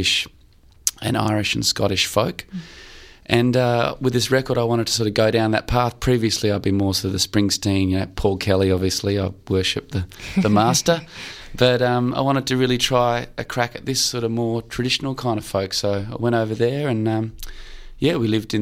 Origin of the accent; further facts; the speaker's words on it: Australia; I'm from Australia, born here